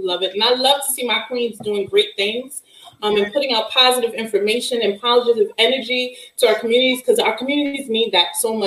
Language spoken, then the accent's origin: English; Brooklyn, New York, United States; I'm from Brownsville